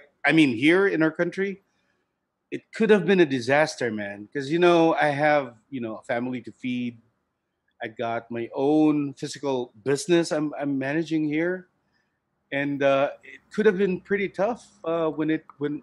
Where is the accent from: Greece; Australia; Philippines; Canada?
Philippines; Cebu City, Central Visayas; I grew up in Cebu City. It's right in the southern part of the country